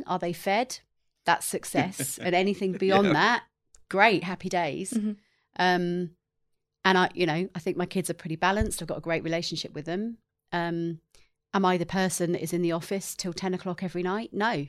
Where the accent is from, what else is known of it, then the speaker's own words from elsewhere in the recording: England, United Kingdom; I did. I grew up in England in the same town. My family still live there.